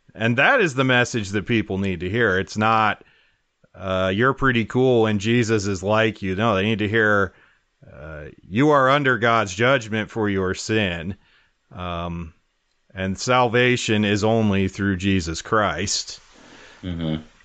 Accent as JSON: {"language": "English", "region": "Wyoming", "country": "United States", "tie": "born or raised there", "said": "growing up in Wyoming"}